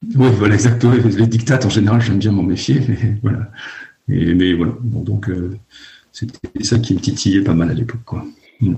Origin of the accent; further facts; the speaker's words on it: Lannion, Brittany, France; moved away as an adult; also born or lived in Paris; j'ai grandi à Lannion, dans les Côtes d'Armor